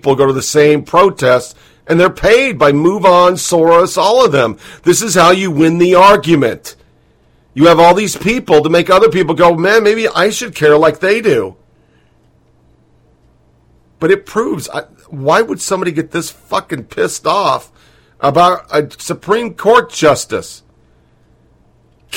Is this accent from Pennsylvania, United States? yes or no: no; Beaverton, Oregon, United States; I'm from Beaverton, Oregon